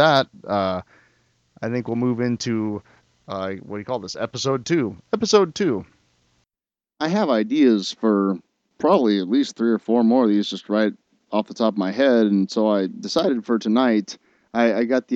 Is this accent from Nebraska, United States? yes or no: yes; Lincoln, Nebraska, United States; my home state. I live in Lincoln, Nebraska.